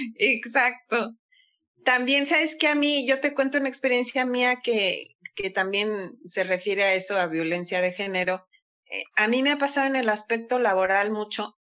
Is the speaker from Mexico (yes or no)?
yes; Mexico; moved away as an adult; also born or lived in Andalusia, Spain; now in Spain; yo soy mexicana, orgullosamente mexicana